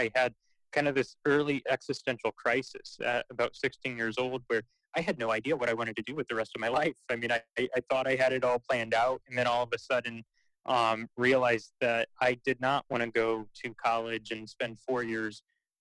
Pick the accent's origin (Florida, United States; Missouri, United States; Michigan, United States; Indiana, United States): Indiana, United States; Fort Wayne; I was born and raised in the Midwest, Fort Wayne, Indiana